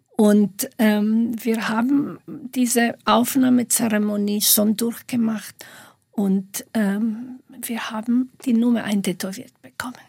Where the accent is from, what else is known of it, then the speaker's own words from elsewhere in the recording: Slovakia; moved away as an adult; also born or lived in Bratislava; now in Munich, Germany; Ich habe ja die ersten 25, fast 25 Jahre in der Slowakei gelebt, in der damaligen Tschechoslowakei.